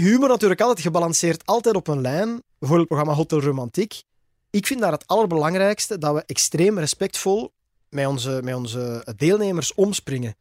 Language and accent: Dutch; Belgium; bij ons in Torp